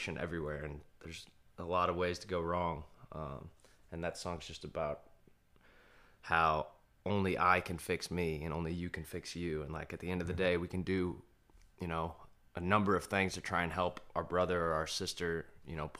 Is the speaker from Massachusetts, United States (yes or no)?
no; St. Louis, Missouri, United States; moved away; I'm from St. Louis